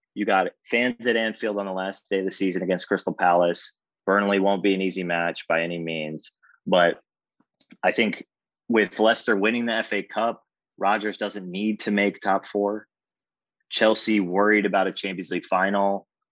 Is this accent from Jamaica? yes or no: yes; Jamaica; I'm Jamaican